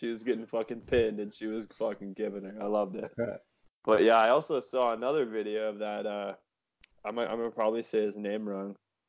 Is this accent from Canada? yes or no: yes; Canada; We're all Canadian.